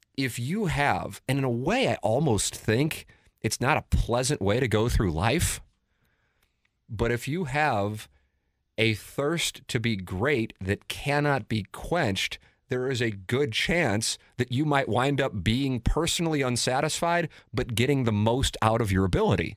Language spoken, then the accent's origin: English; St. Louis, Missouri, United States; I work at Cam over here in Saint Louis